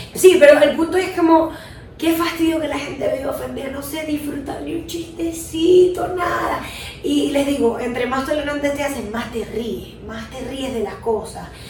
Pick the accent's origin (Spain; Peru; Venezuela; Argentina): Venezuela; moved away; hay venezolanos de mierda que siempre hemos dicho